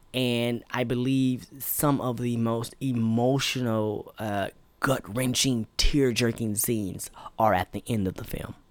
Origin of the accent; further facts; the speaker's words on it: United States; as African American